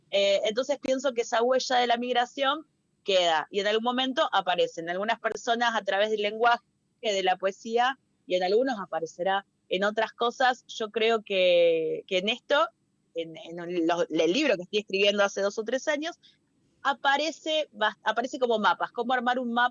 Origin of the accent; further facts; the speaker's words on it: Peru; yo recuerdo que tenía, hablaba como peruana, hablaba como peronita, era una peruanita de 4 o 5 años. Eh, y de un momento perdí el acento, perdí el cantito